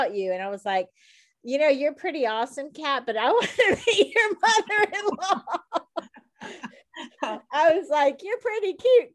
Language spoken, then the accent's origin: English; the South, United States; moved away as an adult; also born or lived in Boston; I was raised in the South